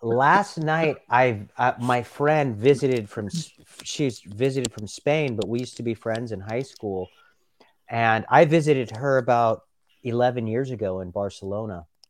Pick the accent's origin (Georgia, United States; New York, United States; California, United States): California, United States; Los Angeles; I grew up in Los Angeles in the nineteen nineties